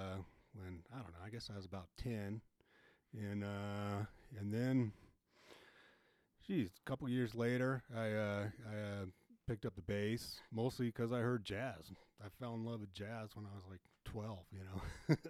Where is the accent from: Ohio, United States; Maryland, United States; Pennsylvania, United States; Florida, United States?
Maryland, United States; Oxon Hill; This was back in Maryland, D.C. area, where I grew up.